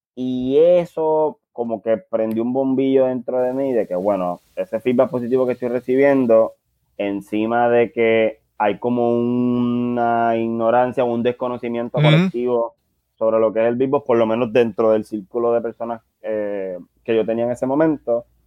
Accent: San Juan, Puerto Rico; somos del barrio Monacillo, la Marina en, en, Río Piedras, ese barrio que corresponde entre Río Piedras y Guaynabo

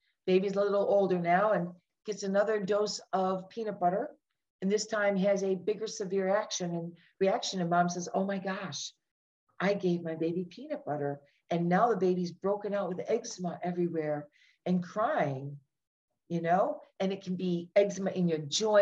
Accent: outside of Detroit, Michigan, United States; I grew up outside of Detroit, Michigan

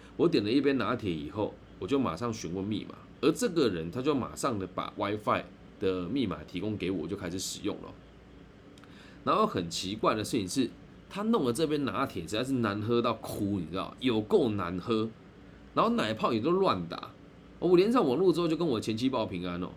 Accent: Taiwan; 我是台湾人

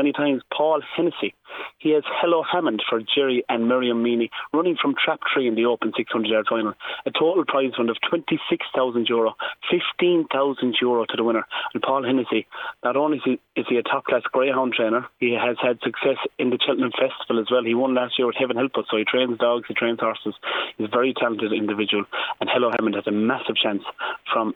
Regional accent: Ireland; moved away as an adult; now in Dubai, United Arab Emirates; As Irish people

